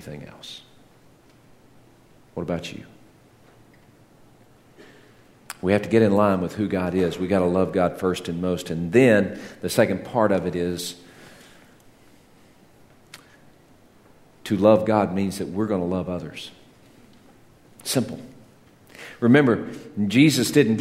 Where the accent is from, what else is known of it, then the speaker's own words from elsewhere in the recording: Texas, United States; When I was growing up in Texas